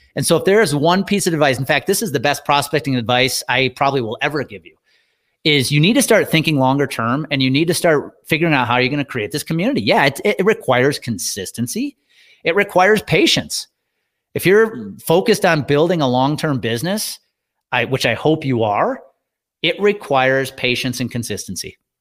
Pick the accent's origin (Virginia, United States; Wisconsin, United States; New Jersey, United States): Wisconsin, United States; when I was growing up in Wisconsin